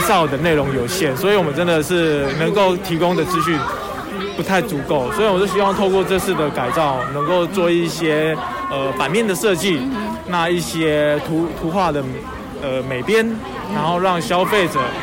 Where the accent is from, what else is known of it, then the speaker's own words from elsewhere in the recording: Changbin, Taitung County, Taiwan; 算是从小在这个地方成长